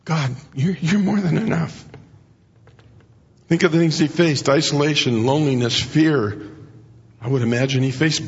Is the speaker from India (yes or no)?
no; Mexico; moved away; When I grew up in Mexico